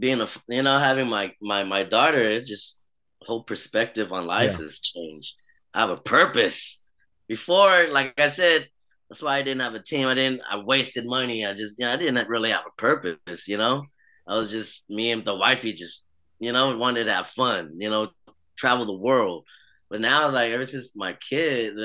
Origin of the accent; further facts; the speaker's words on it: United States; also born or lived in Vietnam; I grew up in the States. I grew up here all my life